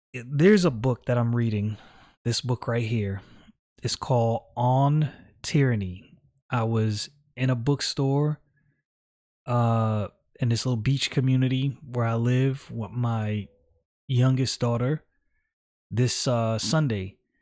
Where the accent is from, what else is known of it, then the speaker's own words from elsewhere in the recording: New York City, New York, United States; I was born in the United States of America, Brooklyn, New York. This is my homeland